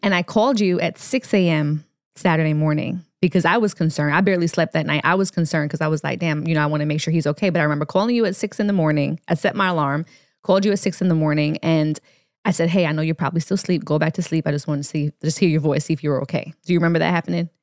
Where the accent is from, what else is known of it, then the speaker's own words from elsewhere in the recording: Jamaica; moved away; Jamaica is our favorite place to, to visit. It's where I'm from. We're both dual citizens